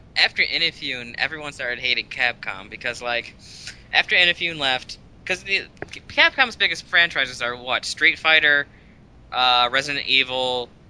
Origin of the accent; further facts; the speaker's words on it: United States; I'm American.